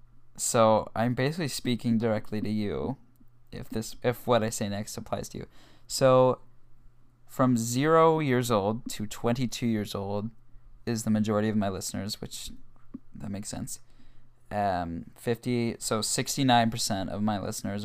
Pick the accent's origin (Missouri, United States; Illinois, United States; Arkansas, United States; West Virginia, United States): Missouri, United States; Kansas City; I was born on March 11th, 2002 in Kansas City, Missouri